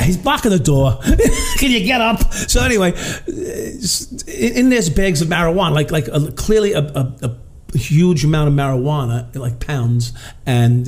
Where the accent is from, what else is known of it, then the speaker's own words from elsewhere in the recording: Long Island, New York, United States; also born or lived in Brooklyn; I was a Long Island kid, right? I was born in Brooklyn, but raised on Long Island